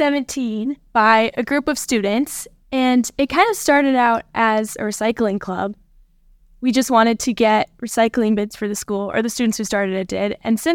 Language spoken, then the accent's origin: English; between Livingston and Clyde Park, Montana, United States; I have grown up right in between Livingston and Clyde Park.